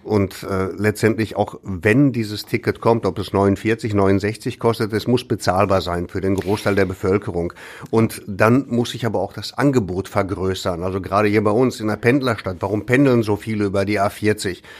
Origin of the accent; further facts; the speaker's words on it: Ruhr area, North Rhine-Westphalia, Germany; hier bei uns im Ruhrgebiet